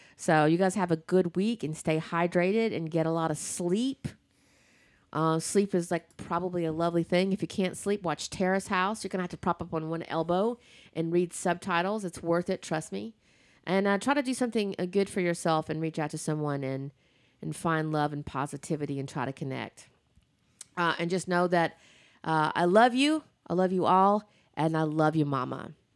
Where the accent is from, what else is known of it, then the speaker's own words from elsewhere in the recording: the South, United States; I'm from the, I'm from the South